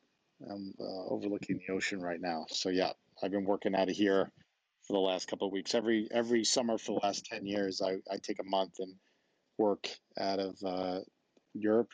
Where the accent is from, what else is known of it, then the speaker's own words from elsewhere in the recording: Babylon, New York, United States; moved away; I was a kid from Babylon, Long Island